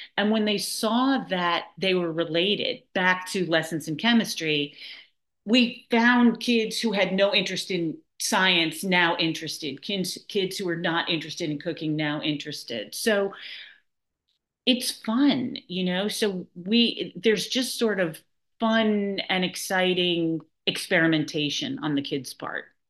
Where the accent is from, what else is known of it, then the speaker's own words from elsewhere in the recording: New York City, New York, United States; now in Nahant, United States; I am a born and bred New Yorker. I grew up in Manhattan, and um, I now live in Nahant, Massachusetts